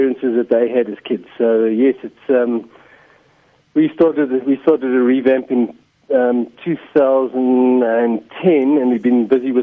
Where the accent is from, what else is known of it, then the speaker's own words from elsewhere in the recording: South Africa; us as South Africans